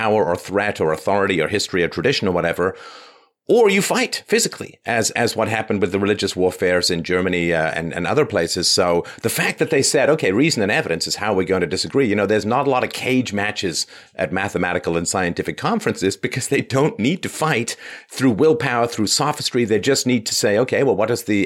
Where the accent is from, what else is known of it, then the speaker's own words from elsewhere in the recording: England, United Kingdom; I was raised in England